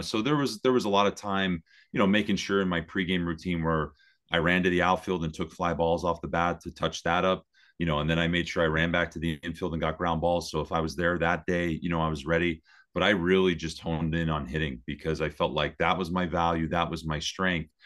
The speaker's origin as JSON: {"language": "English", "town": "Hazleton", "region": "Pennsylvania", "country": "United States", "tie": "born or raised there", "also_born_or_lived": "Berwick, Pennsylvania", "said": "I was born in Berwick, but, uh, but, but lived in the Hazleton area my whole life."}